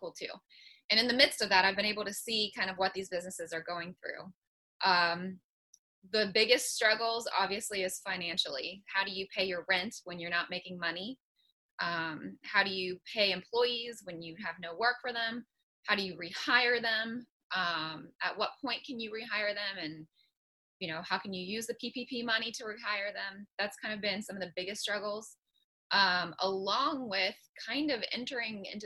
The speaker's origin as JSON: {"language": "English", "town": "Morgantown", "region": "West Virginia", "country": "United States", "said": "I'm from Morgantown"}